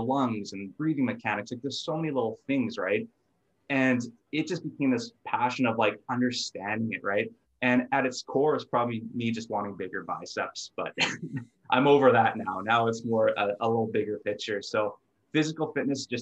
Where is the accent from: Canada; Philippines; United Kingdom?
Canada; Thompson, Manitoba; now in Winnipeg, Canada; I grew up in Thompson, Manitoba, so 800 kilometers north of Winnipeg here